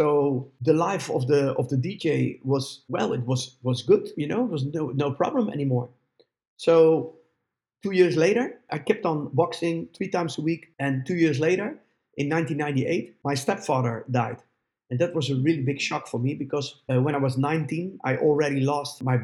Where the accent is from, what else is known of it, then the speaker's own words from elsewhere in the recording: Netherlands; my hometown